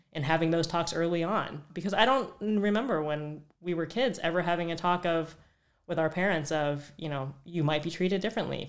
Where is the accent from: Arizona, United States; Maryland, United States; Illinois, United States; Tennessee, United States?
Arizona, United States; Phoenix; moved away as an adult; also born or lived in Minneapolis, Minnesota; now in Oakland, United States; born and raised in Phoenix, Arizona, went to Arizona State